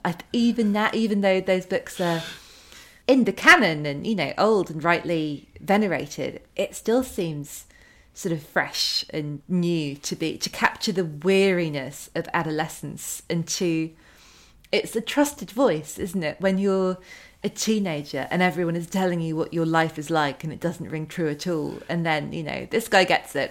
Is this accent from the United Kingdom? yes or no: yes; United Kingdom; as a British teenager